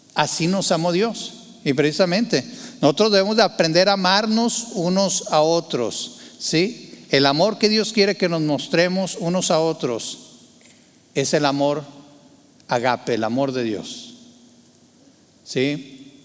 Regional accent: Torreón, Coahuila, Mexico; Yo, yo nací en Torreón, Coahuila, Tierra Santa y Divina

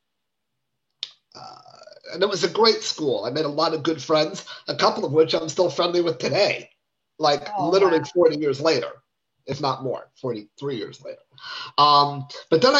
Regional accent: New York City, New York, United States; also born or lived in San Diego, California; I grew up on the Upper West Side of Manhattan. I was actually born in San Diego, California

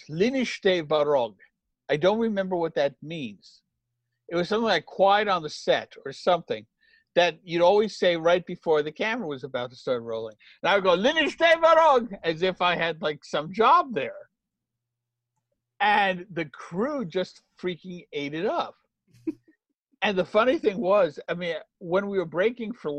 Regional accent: United States; I, as an American writer

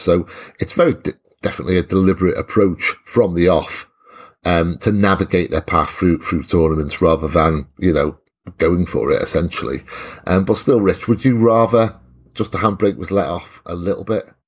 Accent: Welsh, Wales, United Kingdom; I'm Welsh

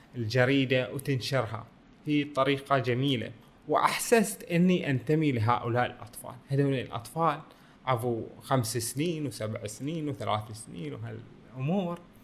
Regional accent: Bahrain; بلدنا البحرين

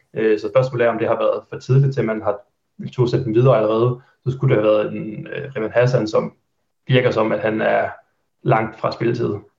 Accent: Haderslev, Southern Denmark, Denmark; moved away as an adult; now in Aarhus, Denmark; jeg er født og opvokset i Haderslev

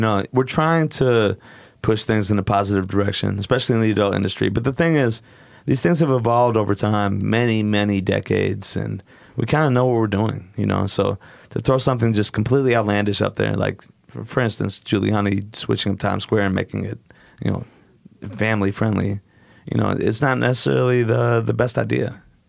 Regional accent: Portland, Oregon, United States; I grew up in Portland.

